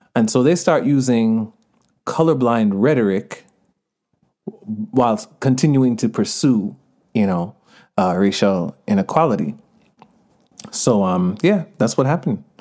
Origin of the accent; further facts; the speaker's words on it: Stone Mountain, Georgia, United States; accent: Jamaican; also born or lived in Jamaica (parents); now in Los Angeles, United States; I grew up in Stonehenge, Georgia. Uh, my parents are from Jamaica.